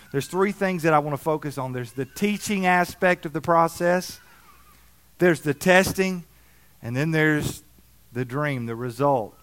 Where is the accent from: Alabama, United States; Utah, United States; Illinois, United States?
Alabama, United States; moved away; I grew up in Alabama